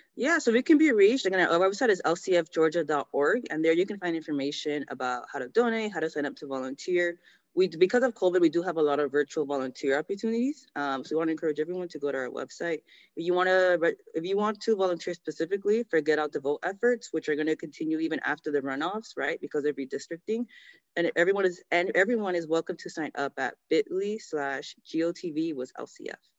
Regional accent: New York, United States; I was born in New York

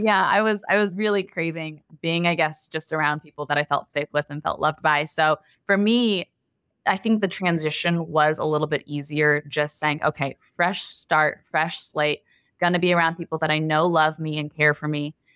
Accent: Texas, United States; also born or lived in Los Angeles; I was born and raised in Texas, and a lot of us get married pretty young out here

